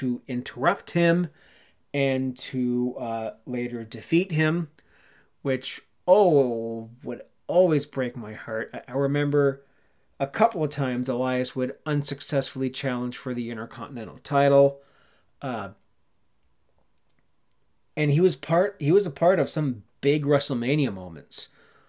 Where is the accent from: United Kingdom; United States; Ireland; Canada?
Canada; Southern Ontario; me being a Southern Ontario boy, I'm not from Toronto. I live like 3 hours west of the city